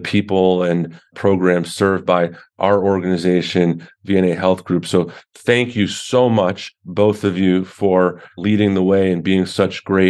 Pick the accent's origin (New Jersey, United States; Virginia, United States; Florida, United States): New Jersey, United States; Little Silver; Little Silver, New Jersey, my hometown